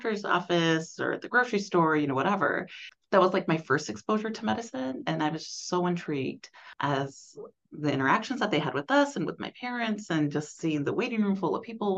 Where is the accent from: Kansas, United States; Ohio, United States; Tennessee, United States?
Kansas, United States; Hutchinson; I grew up in South Central Kansas. I grew up in Hutchinson, Kansas